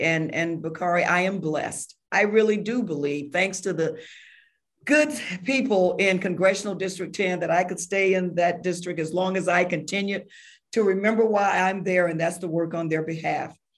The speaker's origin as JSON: {"language": "English", "town": "Jacksonville", "region": "Florida", "country": "United States", "tie": "born or raised there", "said": "I was born and raised in Florida, rural part of Duval County, Jacksonville."}